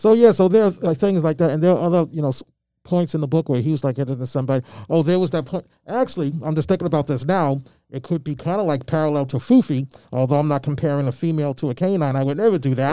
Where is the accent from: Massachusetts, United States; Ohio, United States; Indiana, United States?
Massachusetts, United States; Malden; also born or lived in Albany, Georgia; when I grew up in Malden, there was a handful of black families